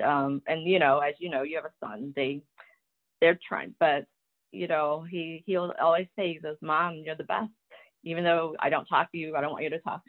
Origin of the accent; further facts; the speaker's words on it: Taiwan; born there; when I tell people I was born in Taiwan, they're like, oh, well, you don't have an accent. I'm like, well, of course, I didn't learn English from my parents.